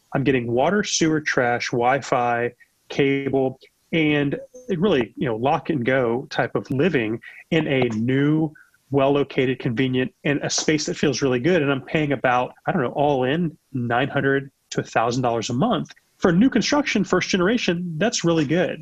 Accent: United States; I'm an American

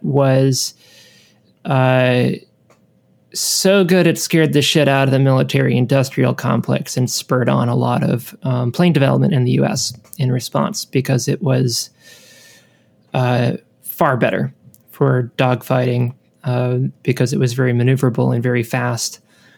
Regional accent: United States; growing up in America, as you and I have done

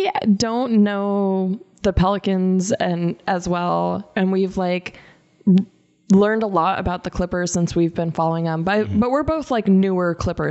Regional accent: Tucson, Arizona, United States; moved away as an adult; also born or lived in Oakland / Bay Area; now in Los Angeles, United States; I grew up in Tucson

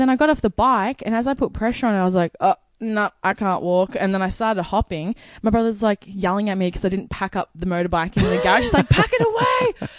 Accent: Melbourne, Victoria, Australia; So I'm from Melbourne, Epping. Grew up in Epping, obviously. My whole life, I've never really moved houses or anything. So I've always been in Epping.

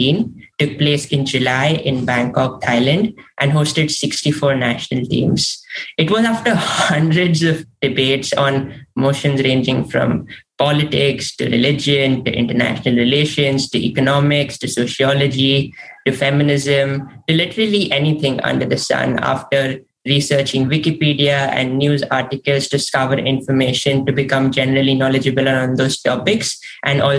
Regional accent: Mumbai, Maharashtra, India; also born or lived in Stanford, California; now in Edgewater, United States; I am originally from Mumbai, India, and I'm currently in Edgewater, New Jersey

